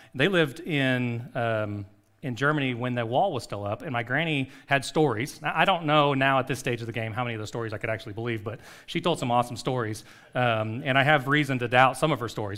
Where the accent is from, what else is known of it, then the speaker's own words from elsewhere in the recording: Costa Rica; moved away; a street that I grew up on in Costa Rica